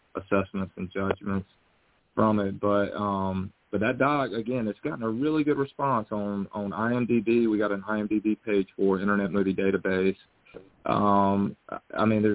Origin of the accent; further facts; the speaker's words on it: North Carolina, United States; also born or lived in Los Angeles, California; I'm from North Carolina. You can probably tell from the accent